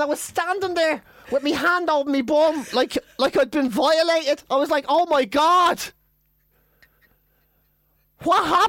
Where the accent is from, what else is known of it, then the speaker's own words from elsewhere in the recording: Ireland; I'm Irish